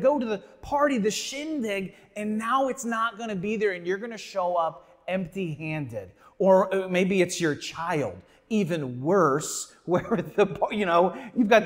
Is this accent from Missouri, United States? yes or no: yes; St. Louis, Missouri, United States; moved away; I am from St. Louis